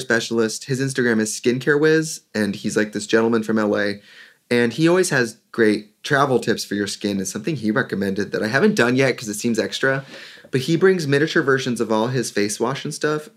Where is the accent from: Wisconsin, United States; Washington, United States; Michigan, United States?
Wisconsin, United States; Milwaukee; I'm from Milwaukee. Like, that's where I kind of cut my teeth as a performer, went to college